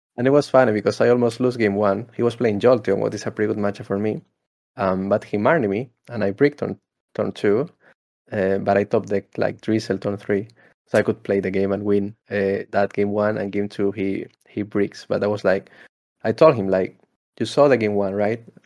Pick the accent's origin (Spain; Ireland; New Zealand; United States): Spain; I'm from Spain